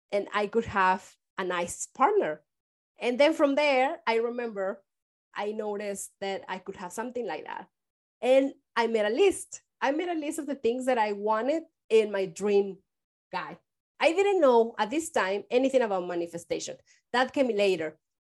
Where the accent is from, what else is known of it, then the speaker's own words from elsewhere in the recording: Mexico; moved away as an adult; now in San Francisco, United States; I am from Mexico